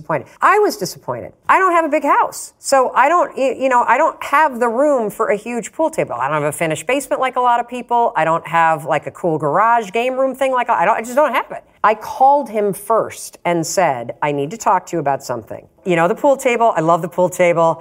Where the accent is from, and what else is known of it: Muskegon, Michigan, United States; born or raised there; moved away as an adult; now in Boston, United States